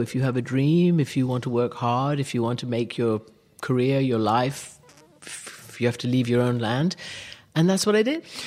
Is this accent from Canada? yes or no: no; Iran; also born or lived in England / Rhode Island; now in London, United Kingdom; taken over to Iran where I grew up. For me, my first home was Iran